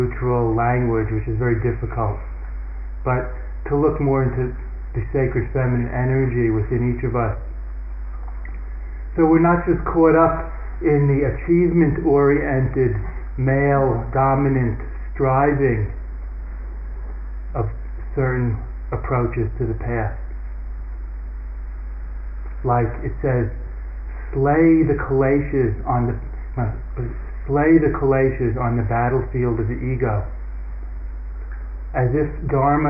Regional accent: United States; I'm a man. I'm an American. I'm a Buddhist.

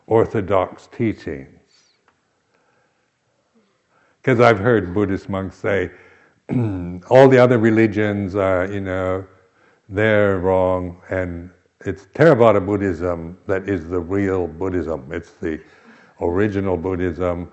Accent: Seattle, Washington, United States; I was brought up in the Episcopal Church, but it was very high church, you know, very, it was called Anglo-Catholic. So it was the only one in Seattle

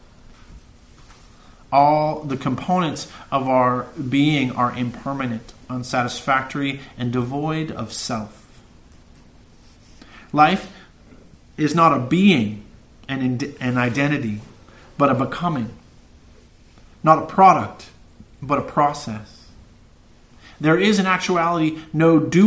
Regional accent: Santa Cruz, California, United States; I've lived in this town for 44 years. I'm 44 years old. And even though I've traveled the world, I'm from Santa Cruz

